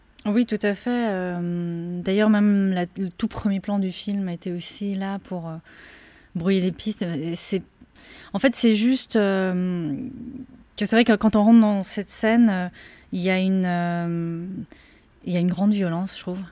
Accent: France; also born or lived in Korea; puisque je viens de la Corée, mais en même temps, j'ai aussi grandi en France

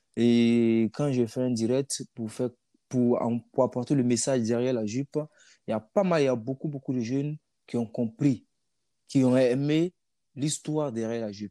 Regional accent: Burkina Faso; moved away; mon pays d'origine

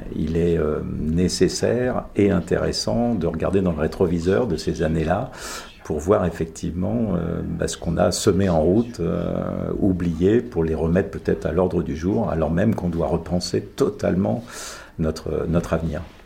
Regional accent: Sologne, Centre-Val de Loire, France; chez moi en Sologne

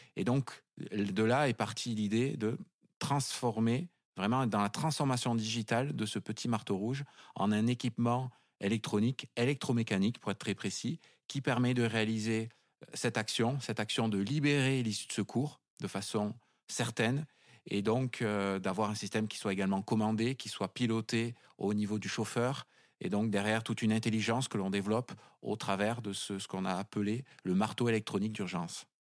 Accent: Cambo-les-Bains, Nouvelle-Aquitaine, France; moved away as an adult; also born or lived in Paris; je suis natif du Pays Basque. Je suis originaire de, de Cambo-les-Bains

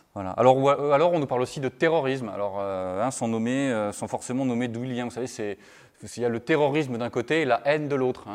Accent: France; vous excusez mon accent anglais, je suis un bon français

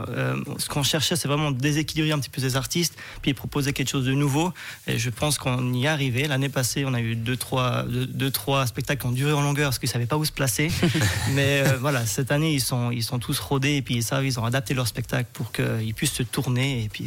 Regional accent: Switzerland

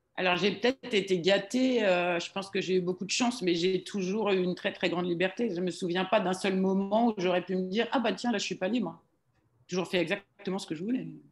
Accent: Roubaix, Hauts-de-France, France; moved away as an adult; now in Paris, France; quand je suis arrivée à Paris du nord de la France

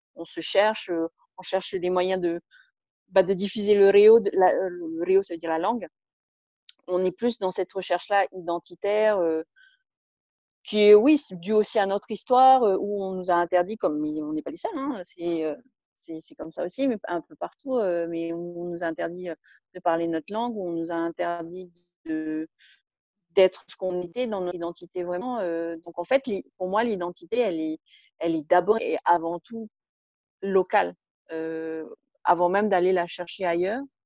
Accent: French Polynesia; je me sens avant tout profondément polynésienne, avant même d'être française

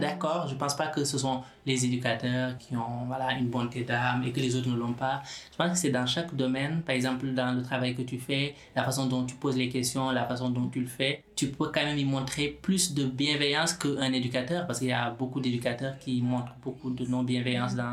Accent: Senegal; now in France; depuis tout petit, moi, je viens du Sénégal, la culture ainsi que la religion musulmane, la, la, solidarité, elle est très, très présente

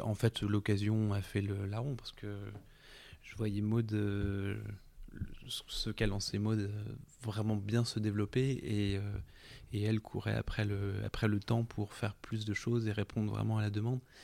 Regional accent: France; also born or lived in Italy; chez nous en France

